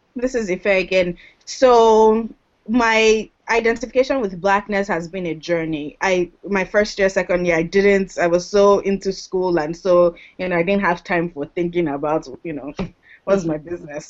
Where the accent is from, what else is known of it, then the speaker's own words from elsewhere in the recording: Lagos, Nigeria; moved away as an adult; now in United States; I'm from Lagos because I grew up in Lagos.